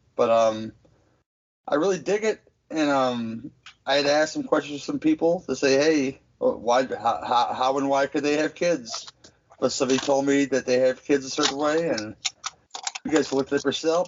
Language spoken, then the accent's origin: English; Midwest, United States; as a Midwesterner